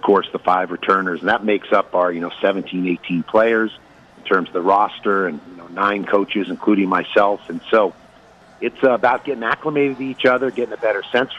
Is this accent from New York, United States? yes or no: no; San Francisco, California, United States; now in San Diego, United States; I grew up on the West Coast, born and raised in the San Francisco, Northern California area